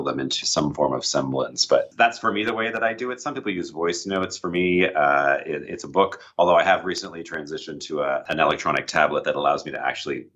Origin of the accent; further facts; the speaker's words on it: Prince Edward Island, Canada; now in Toronto, Canada; that is my hometown